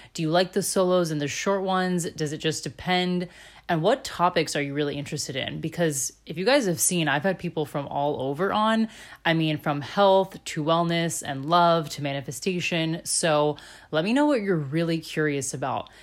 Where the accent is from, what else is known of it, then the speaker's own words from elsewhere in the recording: Florida, United States; moved away as an adult; also born or lived in Chicago / Germany; I'm originally from Florida, born and raised here.